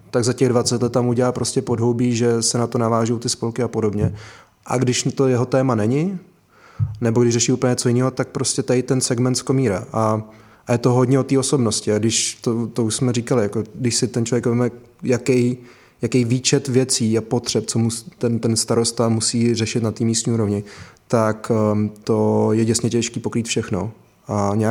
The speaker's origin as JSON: {"language": "Czech", "town": "Krásno", "country": "Czechia", "tie": "born or raised there", "lives_now": "Prague, Czech Republic", "said": "Takže já, když jsem vyrůstal v Krásně, tak jsem to nějak jako neřešil a vnímal jsem, že tam někde jako Praha"}